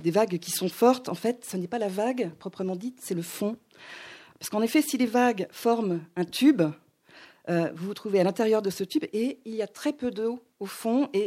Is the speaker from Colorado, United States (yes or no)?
no; Hawaii, United States; moi, j'ai grandi à Hawaï.